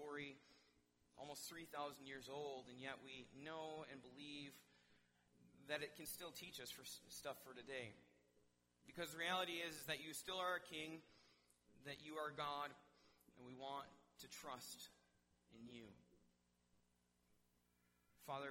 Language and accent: English; Wisconsin, United States; moved away; I'm from Wisconsin